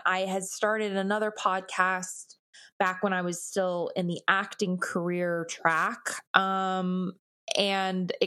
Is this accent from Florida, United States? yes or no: no; Los Angeles, California, United States; I'm born and raised in Los Angeles